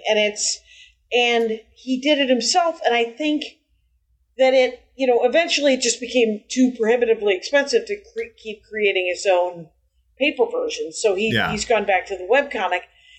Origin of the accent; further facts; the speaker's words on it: Simi Valley, California, United States; born there; nope, I was born in the Simi Valley.